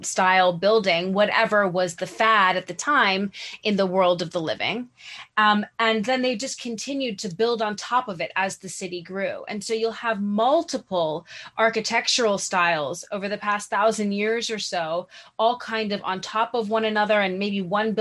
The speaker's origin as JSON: {"language": "English", "town": "New York City", "region": "New York", "country": "United States", "tie": "born or raised there", "said": "I grew up in New York City"}